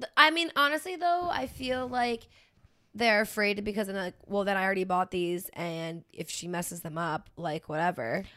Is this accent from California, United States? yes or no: no; Pennsylvania, United States; moved away; grew up in Pennsylvania